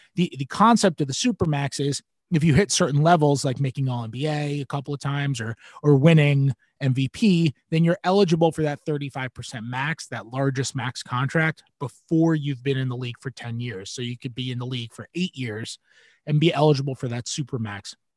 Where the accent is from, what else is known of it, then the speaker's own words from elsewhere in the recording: New York, United States; I'm a New Yorker